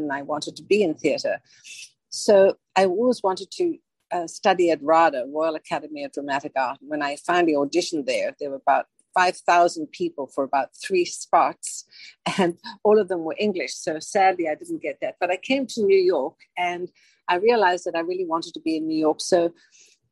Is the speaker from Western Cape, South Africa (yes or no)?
no; Johannesburg, Gauteng, South Africa; moved away; I was born and raised in South Africa from Johannesburg.